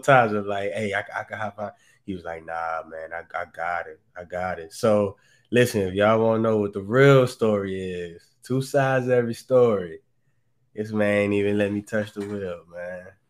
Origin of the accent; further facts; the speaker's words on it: New Orleans, Louisiana, United States; moved away; back down in my hometown, in my city